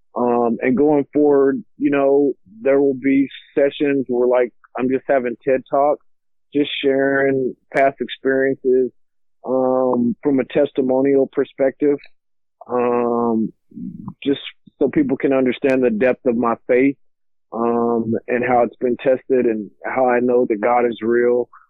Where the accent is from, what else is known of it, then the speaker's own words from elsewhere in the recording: Lockhart, Texas, United States; also born or lived in San Antonio, Texas; now in Mansfield, United States; I grew up in Lockhart, Texas